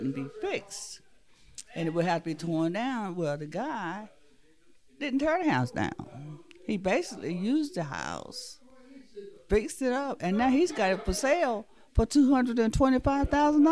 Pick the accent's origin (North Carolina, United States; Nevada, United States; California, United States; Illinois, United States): North Carolina, United States; Carteret County; We were born here in Carteret County, all born here in Carteret